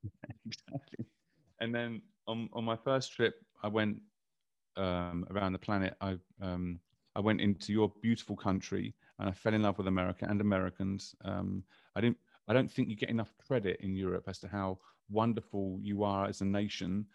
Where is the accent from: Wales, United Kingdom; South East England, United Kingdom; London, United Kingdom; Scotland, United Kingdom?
London, United Kingdom; I grew up in London